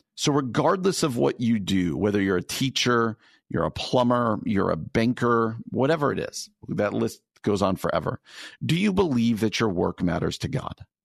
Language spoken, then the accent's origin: English; suburbs of New York City, New Jersey, United States; moved away as an adult; now in Chicago, United States; I grew up in New Jersey